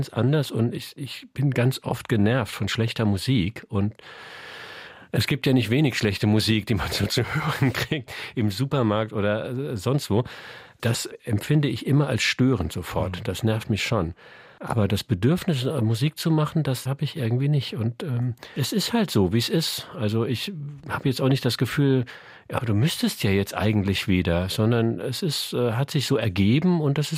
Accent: Saarland, Germany; accent: Saarland dialect; now in Hamburg, Germany; Ich wohne da jetzt schon so lange, also ich würde mich schon als Hamburger bezeichnen. Aber meine Wurzeln habe ich nach wie vor im Saarland, keine Frage.

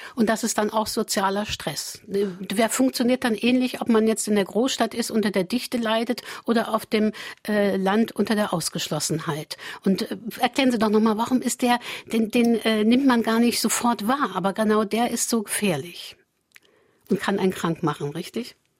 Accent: Saarland, Germany; bei uns im Saarland

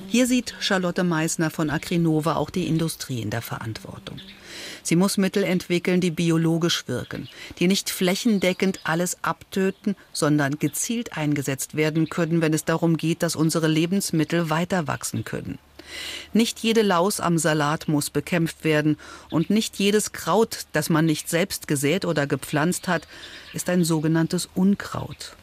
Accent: Saarland, Germany; bei uns im Saarland

